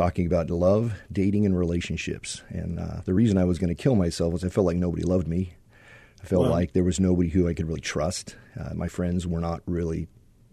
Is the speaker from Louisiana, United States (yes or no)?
no; Phoenix, Arizona, United States; also born or lived in San Marcos, California; I was born in Phoenix, Arizona, lived here all my life, except for a year and a half in San Marcos, California